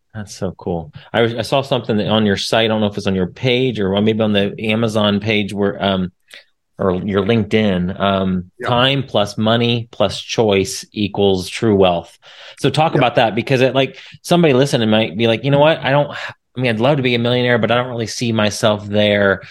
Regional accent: Indiana, United States; now in Dallas, United States; I'm, I'm from Indiana originally

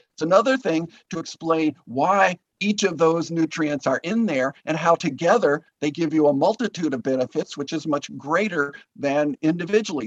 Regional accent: Green Bay, Wisconsin, United States; also born or lived in Guatemala; we then moved back to my hometown in Green Bay

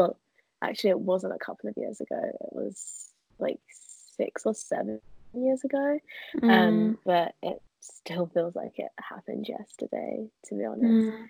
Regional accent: London, United Kingdom; also born or lived in Algeria; I'm 20 years old. I was born in Algeria, but raised in East London. So by origin, I'm Algerian.

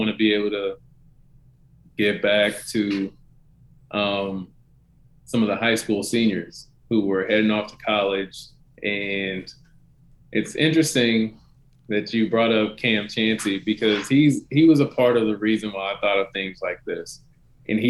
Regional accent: Denton, Texas, United States; back in my hometown in Denton, Texas.

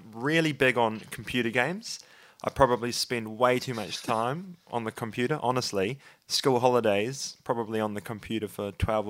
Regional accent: Christchurch, Canterbury, New Zealand; I'm born and bred in Christchurch. I'm a father, a Christian, a doctor.

